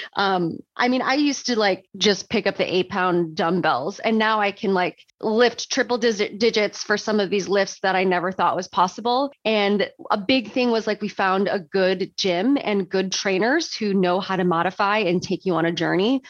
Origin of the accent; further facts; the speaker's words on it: Chicago, Illinois, United States; moved away as an adult; now in Portland, United States; I grew up in Chicago like in the Chicago suburbs and lived in Chicago most of my life